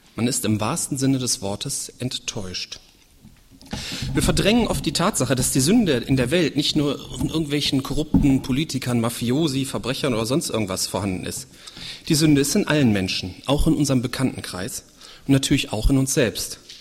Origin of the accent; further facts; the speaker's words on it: Germany; also born or lived in Leichlingen; hier bei uns in Deutschland